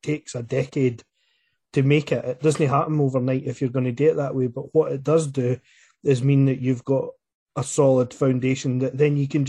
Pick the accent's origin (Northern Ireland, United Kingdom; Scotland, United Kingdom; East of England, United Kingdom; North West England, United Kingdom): Scotland, United Kingdom; I'm from Scotland